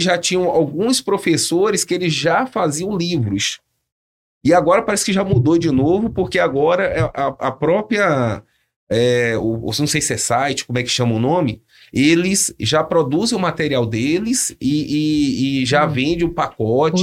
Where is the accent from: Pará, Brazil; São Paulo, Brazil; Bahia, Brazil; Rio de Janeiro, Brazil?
Bahia, Brazil; Salvador; accent: Bahian; moved away as an adult; also born or lived in Campinas (Viracopos); now in São José dos Campos, Brazil; Que sou de Salvador